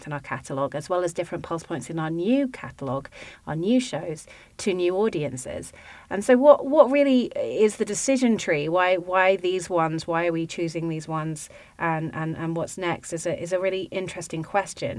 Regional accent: United Kingdom; accent: British; now in United States; me to be outnumbered as a British accent person

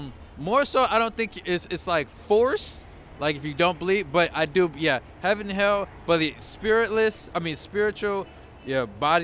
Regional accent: Miami, Florida, United States; Because I'm from Miami.

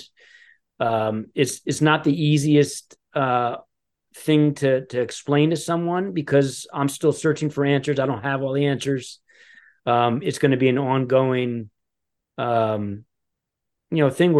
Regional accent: Westchester, New York, United States; also born or lived in Los Angeles / Aspen, Colorado / Boulder, Colorado; now in Greenwich, United States; I grew up in the Westchester area

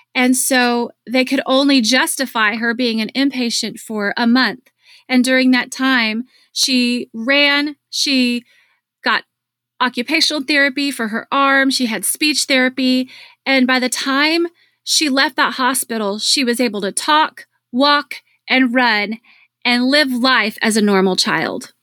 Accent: Dallas, Texas, United States; my hometown of Dallas

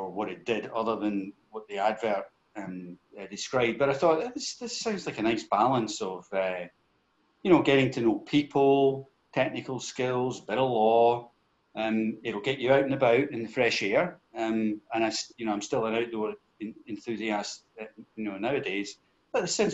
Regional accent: Glasgow, Scotland, United Kingdom; I'm a Glasgow boy, born and raised in Govan.

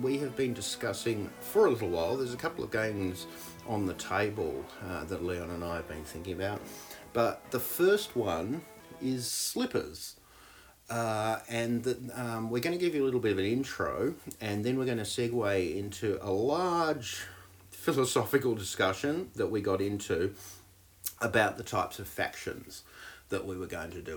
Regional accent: Australia; moved away as an adult; now in New Zealand; I'm Australian. I came to New Zealand when I was in my early 20s.

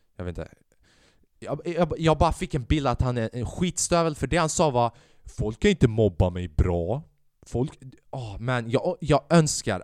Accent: Sweden; jag är född i Sverige. Jag är alban, men jag har också den svenska kulturen

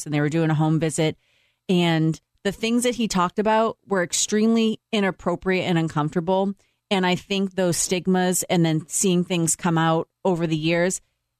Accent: Boston, Massachusetts, United States; I grew up in Boston as a Catholic

